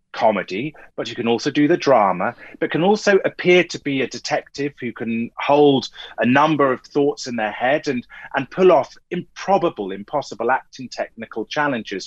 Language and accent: English; Clacton-on-Sea, East of England, United Kingdom; I grew up in Essex. Even in Clacton